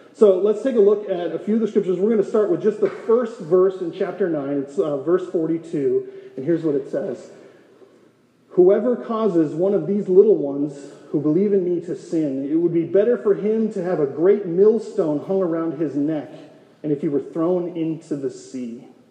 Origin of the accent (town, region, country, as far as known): North Dakota, United States; born or raised there; moved away as an adult; now in Gilbert, United States